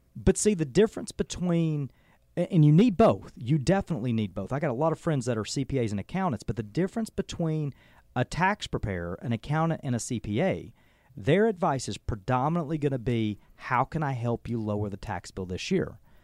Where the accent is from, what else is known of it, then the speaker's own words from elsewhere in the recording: Adairsville, Georgia, United States; moved away as an adult; now in Cartersville, United States; Adair's was home, and, you know, as small as that community is